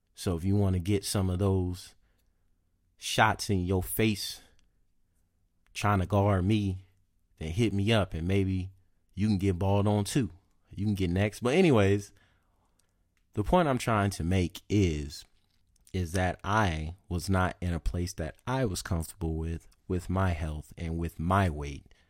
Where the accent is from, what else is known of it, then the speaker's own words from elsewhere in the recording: the South, United States; moved away; also born or lived in California; I'm from the South